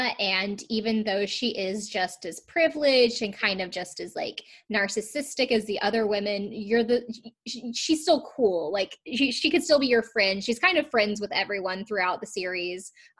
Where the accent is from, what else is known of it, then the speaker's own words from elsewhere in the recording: South Carolina, United States; now in North Carolina, United States; I'm from the South as well. I'm from South Carolina, I live in North Carolina now